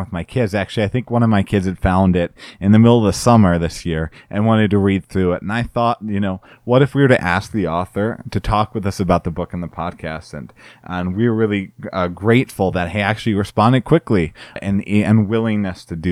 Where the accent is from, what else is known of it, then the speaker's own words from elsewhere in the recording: United States; I'm an American